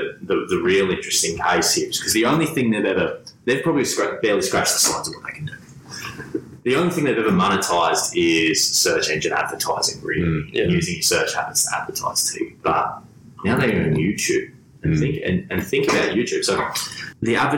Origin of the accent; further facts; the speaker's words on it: Gold Coast, Queensland, Australia; I'm from the Gold Coast